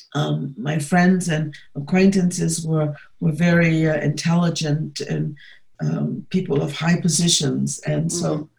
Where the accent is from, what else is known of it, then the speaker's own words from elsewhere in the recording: Atlanta, Georgia, United States; moved away as an adult; also born or lived in New York; now in Germany; I come from Atlanta, and then you know just living in New York, but just coming from Atlanta